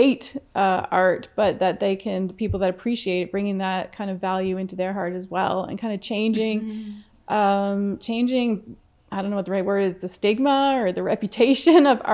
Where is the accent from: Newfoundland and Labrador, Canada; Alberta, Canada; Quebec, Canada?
Newfoundland and Labrador, Canada; moved away; I'm from Newfoundland, and salt box houses were quite normal to live in back there